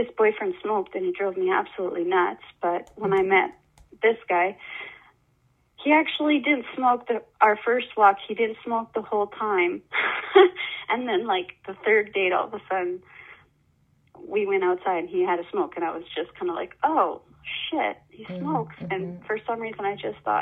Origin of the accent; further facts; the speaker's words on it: Manitoba, Canada; moved away; I moved away from Manitoba, where I grew up, away from my family.